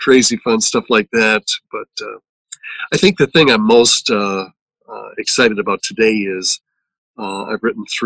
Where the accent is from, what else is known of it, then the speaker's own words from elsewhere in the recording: central Wisconsin, United States; also born or lived in Colby, Wisconsin / Wausau, Wisconsin; I grew up on a dairy farm in central Wisconsin